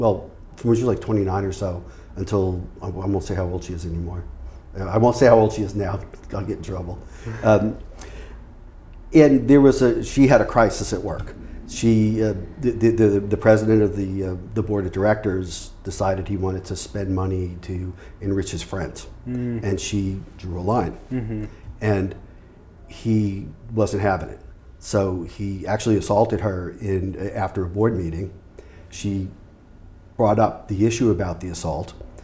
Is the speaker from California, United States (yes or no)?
no; New York, United States; funny thing is that in my family, I'm the least New Yorker of all of my family. I mean, I I've lost my accent, and I'm not as out there.